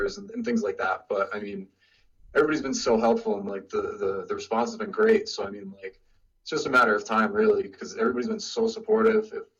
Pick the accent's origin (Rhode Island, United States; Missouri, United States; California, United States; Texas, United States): Rhode Island, United States; But originally I'm from Rhode Island.